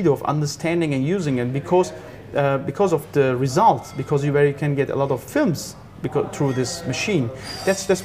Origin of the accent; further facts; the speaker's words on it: Turkey; moved away; also born or lived in Austria; I come from Turkey